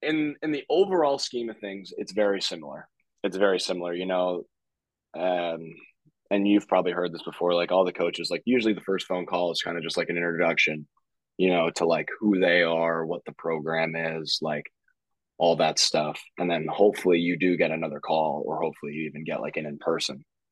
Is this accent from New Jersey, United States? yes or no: no; Schuylkill County, Pennsylvania, United States; moved away as an adult; now in State College, United States; Penn State Schuylkill. That's like where I'm from. I'm from Schuylkill County.